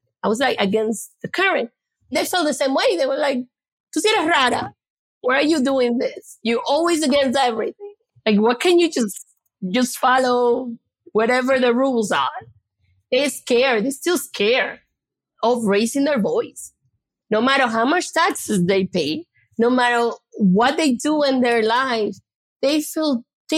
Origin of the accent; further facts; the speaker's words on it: New York City, New York, United States; I'm from the Bronx